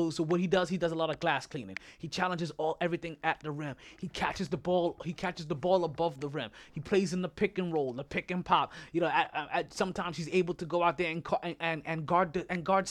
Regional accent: New York City, New York, United States; I'm from Brooklyn

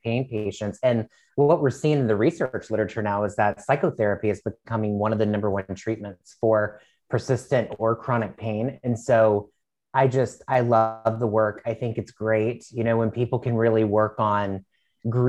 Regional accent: Virginia, United States; moved away as an adult; now in Washington, D.C., United States; I was born and raised in Virginia

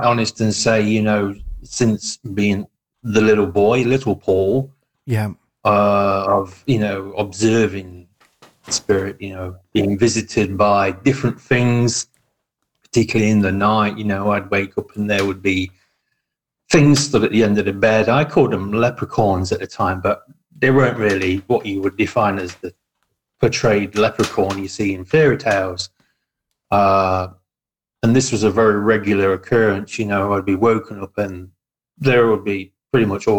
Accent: Farnsfield, East Midlands, United Kingdom; moved away as an adult; also born or lived in Nottingham / Ollerton / Rainworth; now in Australia; I was born in Nottingham, spent most of my life living around Nottingham. Some of the little villages around there. I mean, I grew up in Farnsfield

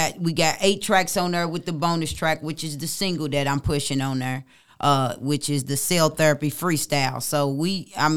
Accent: Louisville, Kentucky, United States; moved away as an adult; now in Georgia, United States; I'm from Kentucky

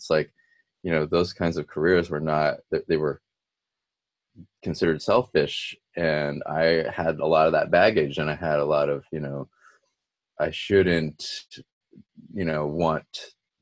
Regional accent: United States; being a second generation minority growing up in the States

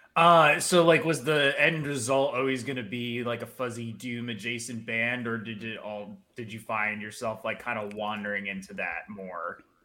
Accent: New Jersey, United States; I'm from New Jersey originally

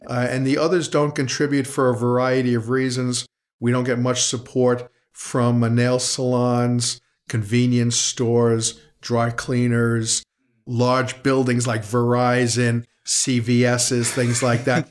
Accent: New York City, New York, United States; I'm a resident here since nineteen fifty before. Born on seventy-fifth Street between sixth and seventh

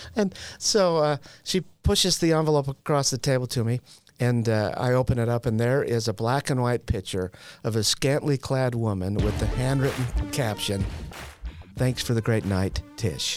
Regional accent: Utah, United States; I'm from Utah.

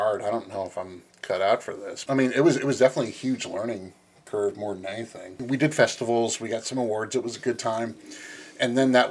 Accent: Los Angeles, California, United States; moved away as an adult; now in Midwest, United States; I was born and raised in Los Angeles, and then I moved to the Midwest

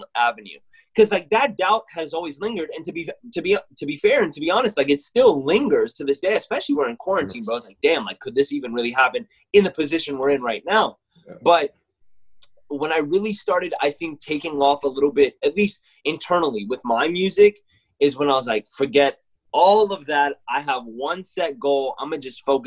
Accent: Mississippi, United States; now in Texas, United States; I'm a kid from Mississippi that moved to Texas

